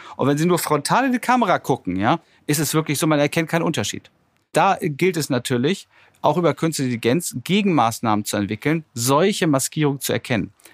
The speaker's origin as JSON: {"language": "German", "country": "Germany", "said": "wir hier als Deutsche oder als Europäer"}